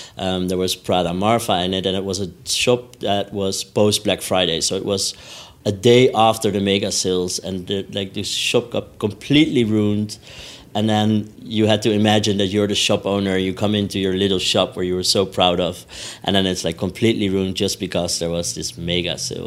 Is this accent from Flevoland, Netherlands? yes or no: no; Amsterdam, North Holland, Netherlands; I'm from Amsterdam